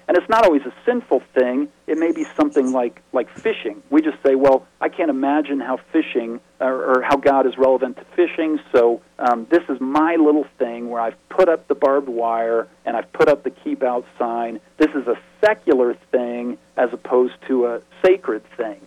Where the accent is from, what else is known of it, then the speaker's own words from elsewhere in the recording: the West, United States; I'm from the West